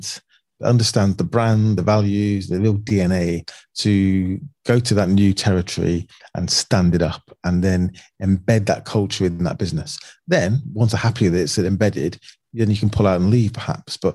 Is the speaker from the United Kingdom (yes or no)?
yes; Manchester, North West England, United Kingdom; moved away as an adult; now in London, United Kingdom; I grew up a lot of time growing up in Manchester.